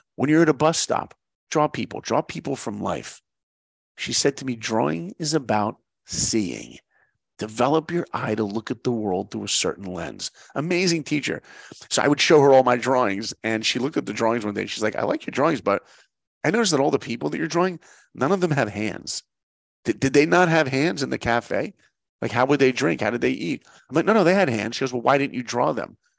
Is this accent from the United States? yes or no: yes; New York, United States; I grew up in New York. I didn't grow up in Hollywood